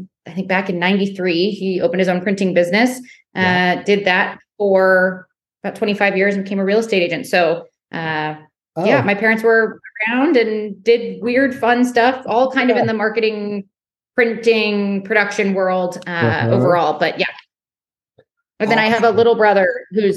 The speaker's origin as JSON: {"language": "English", "area": "Marin County", "region": "California", "country": "United States", "tie": "born or raised there", "said": "I grew up in Marin County, California, so just north of San Francisco."}